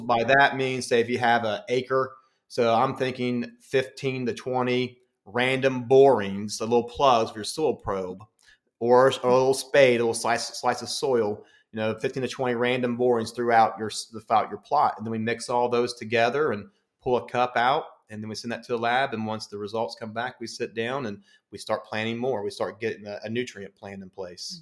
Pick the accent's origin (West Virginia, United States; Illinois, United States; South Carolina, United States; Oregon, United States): West Virginia, United States; I'm originally from West Virginia